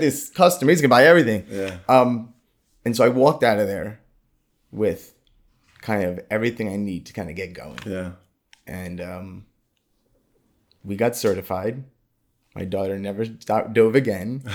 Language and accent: English; New York City, New York, United States; now in South Florida, United States; I grew up in Brooklyn, New York